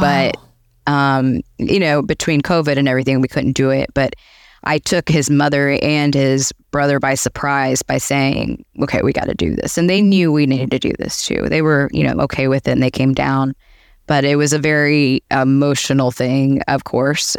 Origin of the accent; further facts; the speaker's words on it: Atlanta, Georgia, United States; moved away as an adult; now in Boca Raton, United States; I'm originally from Atlanta. I lived there, grew up there, went to college, started my career